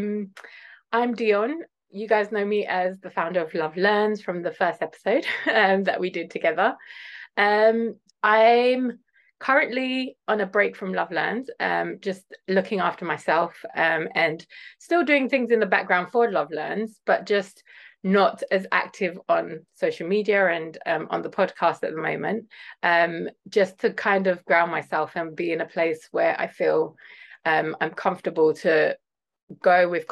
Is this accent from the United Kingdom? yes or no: yes; London, United Kingdom; also born or lived in Ghana; I was born in London.